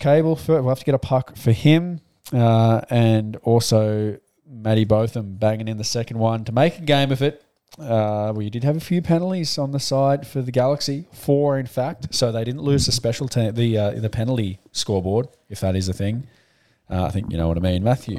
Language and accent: English; Melbourne, Victoria, Australia; growing up in Melbourne